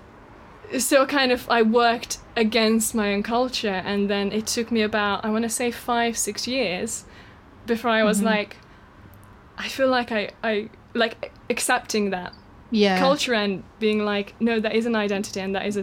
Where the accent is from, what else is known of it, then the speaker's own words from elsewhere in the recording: Eastern Hungary, Hungary; English is a second language; also born or lived in Wrocław, Poland; now in United Kingdom; I'm from the east of Hungary, from a small town. And it's just, I didn't grow up knowing a single queer person